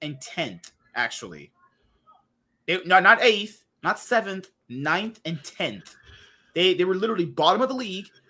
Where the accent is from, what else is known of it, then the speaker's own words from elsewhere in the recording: United States; I'm just American